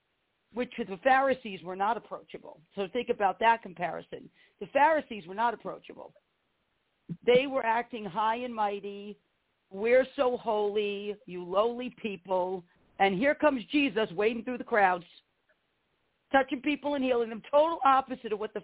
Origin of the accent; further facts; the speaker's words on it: New York City, New York, United States; moved away; I'm an Italian girl. I was born in the Bronx, New York. You know, I was raised down there part of my life